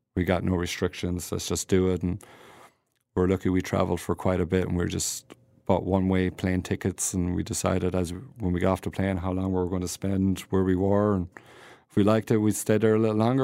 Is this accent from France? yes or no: no; Ireland; moved away as an adult; now in United States; I'm an Irish guy and grow up on potatoes and vegetables